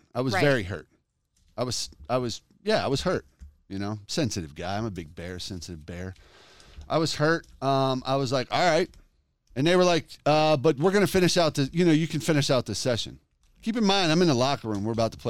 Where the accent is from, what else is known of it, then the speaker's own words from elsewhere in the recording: Detroit, Michigan, United States; please, I'm from Detroit.